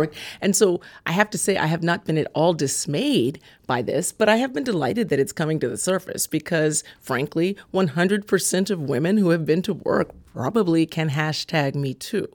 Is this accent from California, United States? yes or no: yes; California, United States; I grew up in California.